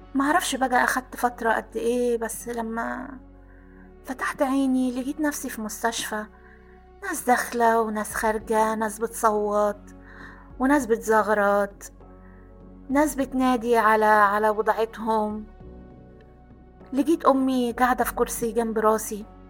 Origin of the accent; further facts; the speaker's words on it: Aswan, Aswan Governorate, Egypt; انا كنا ساكنين في قلب مدينة أسوان